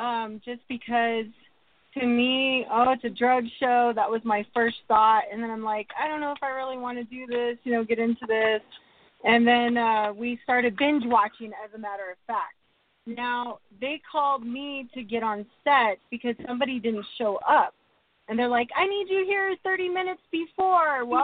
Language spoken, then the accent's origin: English; Albuquerque, New Mexico, United States; born or raised there